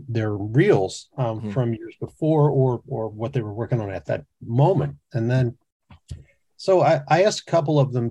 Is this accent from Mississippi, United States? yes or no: yes; the coast of Mississippi, United States; moved away as an adult; also born or lived in Baton Rouge, Louisiana; now in New York City, United States; I grew up in the South on the coast of Mississippi